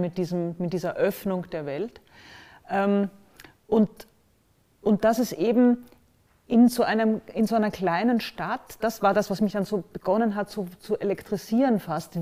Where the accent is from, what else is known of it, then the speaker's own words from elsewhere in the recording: Austria; als Österreicherin